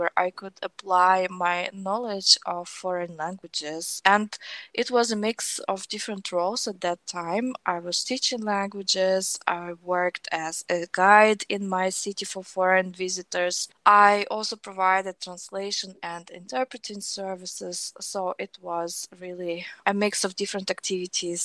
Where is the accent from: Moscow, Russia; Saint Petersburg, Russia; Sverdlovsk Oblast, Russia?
Sverdlovsk Oblast, Russia; Nizhny Tagil; now in Berlin, Germany; I currently live in Berlin, in Germany, but I'm originally from Russia.